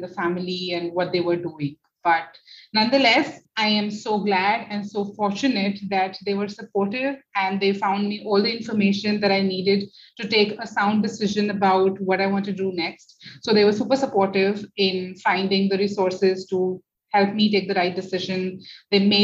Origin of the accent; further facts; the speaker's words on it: Jodhpur, Rajasthan, India; moved away as an adult; also born or lived in Delhi / Pune; now in Gurgaon, India; I am from Jodhpur, which is the blue city of India, but I have grown and been educated in schools between Delhi and Jodhpur both.